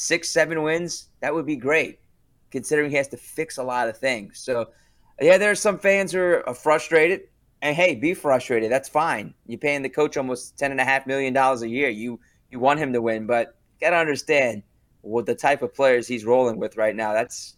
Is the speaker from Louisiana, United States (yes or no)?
yes; New Orleans, Louisiana, United States; I'm from New Orleans. I went to LSU.